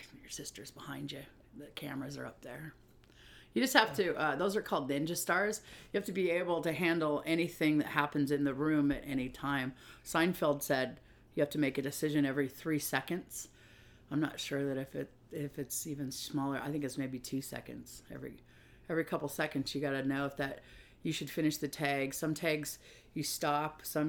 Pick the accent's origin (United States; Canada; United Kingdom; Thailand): United States; Puyallup, Washington; I'm from Puyallup, Washington, which is a small town